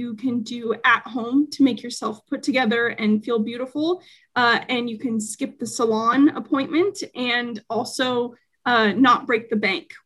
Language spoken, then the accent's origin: English; Spokane, Washington, United States; also born or lived in Seattle, Washington; my hometown, Spokane, Washington